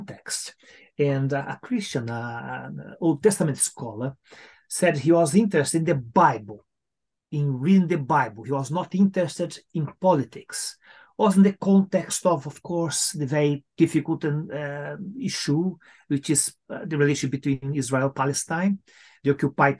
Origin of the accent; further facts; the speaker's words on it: Brazil; moved away as an adult; now in United Kingdom; I come from Latin America, as you said, from Brazil